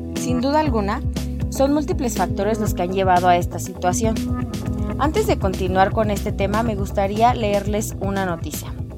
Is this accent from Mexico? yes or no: yes; Mexico; nosotros somos el futuro de México.